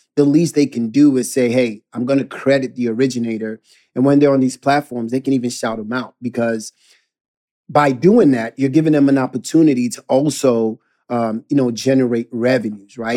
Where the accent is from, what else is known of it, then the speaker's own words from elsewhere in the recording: Ghana; growing up in Ghana